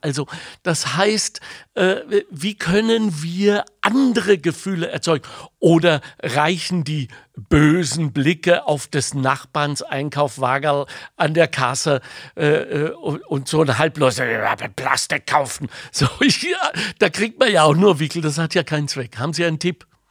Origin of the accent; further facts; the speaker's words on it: Ruhr area, North Rhine-Westphalia, Germany; moved away; ich bin im Ruhrgebiet aufgewachsen